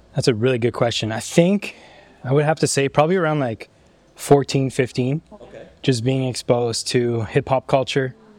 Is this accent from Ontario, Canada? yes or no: yes; Ottawa, Ontario, Canada; I come from Ottawa